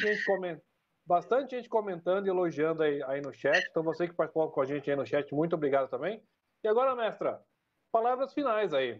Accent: Sorocaba, São Paulo, Brazil; accent: sorocabano; do nosso querido sotaque sorocabano

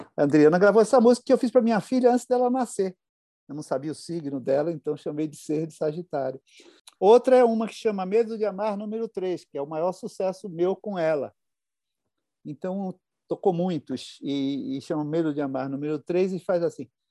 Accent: São Paulo, Brazil; also born or lived in Rio de Janeiro; Eu nasci no Rio e fui ah, criado aqui em São Paulo.

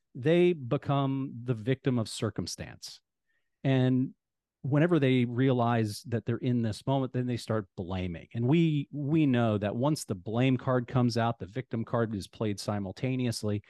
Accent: Ohio, United States; now in Phoenix, United States; Ohio, I'm from Ohio

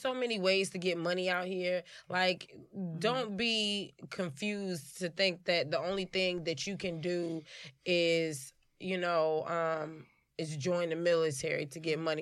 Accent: Chicago, Illinois, United States; born and raised in Chicago

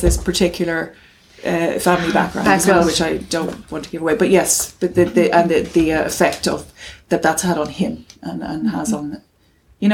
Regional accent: Cavan, Ulster, Ireland; moved away as an adult; also born or lived in London; where I grew up in Cavan, there was an orphanage

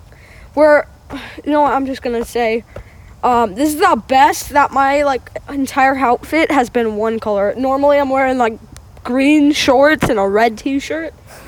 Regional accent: Wisconsin, United States; we're from Wisconsin, bro.

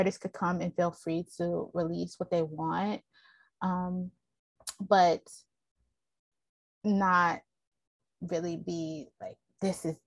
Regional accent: Baltimore, Maryland, United States; moved away; also born or lived in Philadelphia / Oakland; I was born in Baltimore

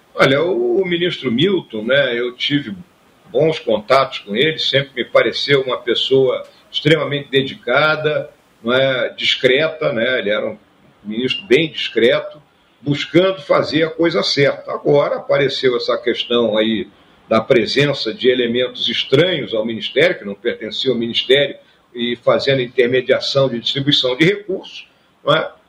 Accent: Rio Grande do Sul, Brazil; o Rio Grande do Sul é minha terra, né? Então, quando a gente nasce né, num local com as características né, do nosso estado do Rio Grande do Sul

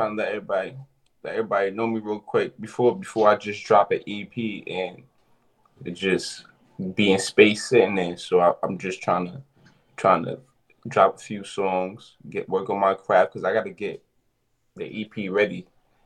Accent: New York City, New York, United States; I'm from the Bronx uptown

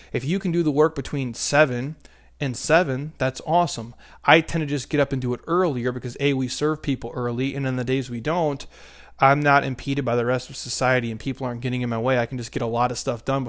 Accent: Minnesota, United States; now in Arizona, United States; I grew up in Minnesota where it's negative, you know, 20 degrees.

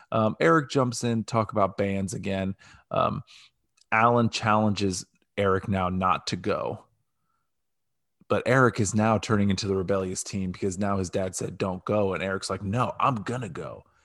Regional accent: Ohio, United States; because we're from Ohio.

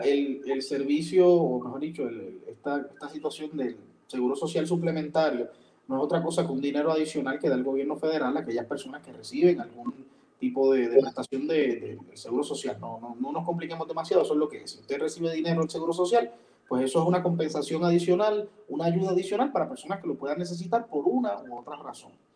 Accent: Puerto Rico; los puertorriqueños no pagamos, entre otras cosas, income tax

